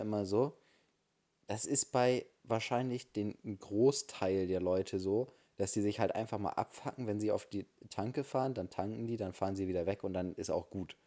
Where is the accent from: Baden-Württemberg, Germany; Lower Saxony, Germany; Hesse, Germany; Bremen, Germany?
Bremen, Germany; bei uns in Bremen